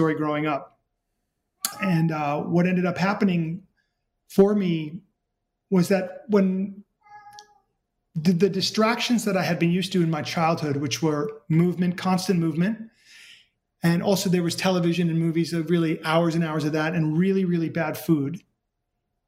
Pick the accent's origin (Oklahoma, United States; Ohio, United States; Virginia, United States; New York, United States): New York, United States; New York City; I grew up in New York City